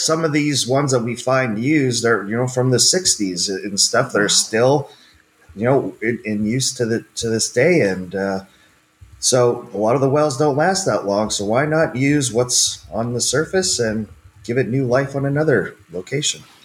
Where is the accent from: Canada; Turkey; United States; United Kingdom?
Canada; moved away as an adult; also born or lived in West Texas; I grew up in Canada on a farm